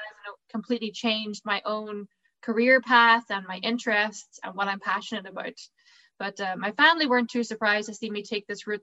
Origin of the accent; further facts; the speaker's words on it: County Derry, Northern Ireland, United Kingdom; I come from County Derry originally